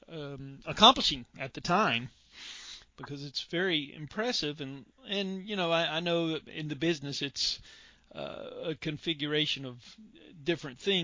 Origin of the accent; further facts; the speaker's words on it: Charlotte, North Carolina, United States; I grew up in the Charlotte, North Carolina area